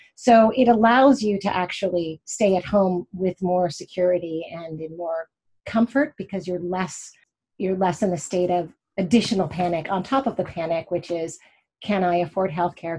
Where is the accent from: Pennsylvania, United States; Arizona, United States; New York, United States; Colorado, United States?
Pennsylvania, United States; Pittsburgh; also born or lived in Indianapolis, Indiana / Sewickley, Pennsylvania; I grew up in Pennsylvania, in Pittsburgh and right outside of Pittsburgh, Pennsylvania, in Sewickley, and also in Indianapolis, Indiana